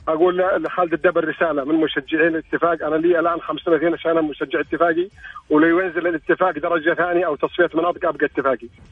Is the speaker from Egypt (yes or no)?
no; Northern Region, Northern Borders Province, Saudi Arabia; now in Al-Ahsa, Saudi Arabia; لست من المنطقه انا من منطقه الشمال لكن بوضع حكم العمل في الشرقيه